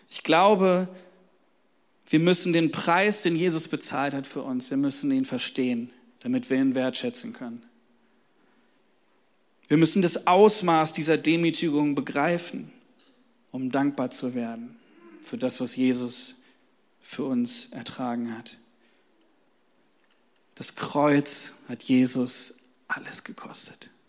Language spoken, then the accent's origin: German; Hanover, Lower Saxony, Germany; ich komme aus Hannover, da haben wir nur Faschingsmontag irgendwie und so, das ist gar nicht so groß wie hier im Rheinland.